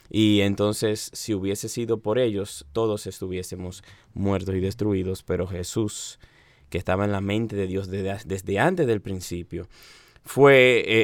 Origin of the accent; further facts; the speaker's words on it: Santiago de los Caballeros, Santiago, Dominican Republic; moved away as an adult; now in Santo Domingo, Dominican Republic; yo soy el segundo hijo del pastor Oscar Arocha de Santiago de los Caballeros.